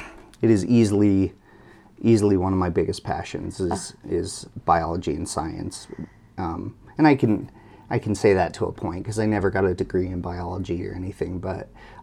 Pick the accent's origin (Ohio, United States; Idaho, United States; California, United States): Idaho, United States; So I grew up in Snake River.